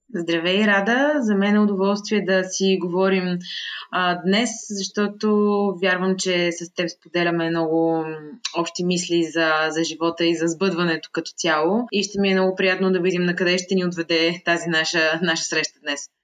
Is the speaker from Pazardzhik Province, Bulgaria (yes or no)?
no; Sofia, Sofia City, Bulgaria; Родена съм в София, а, живяла съм в София през по-голямата част от живота си